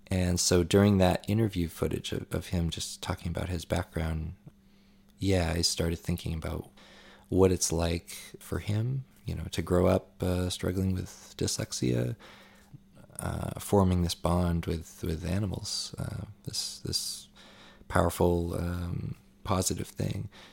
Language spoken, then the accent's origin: English; Maine, United States; moved away as an adult; also born or lived in Boston; I'm from Maine originally